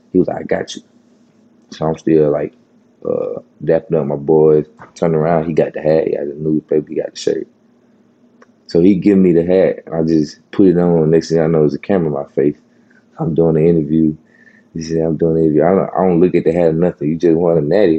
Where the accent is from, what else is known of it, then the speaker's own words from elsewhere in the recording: Horn Lake, Mississippi, United States; I grew up in Horn Lake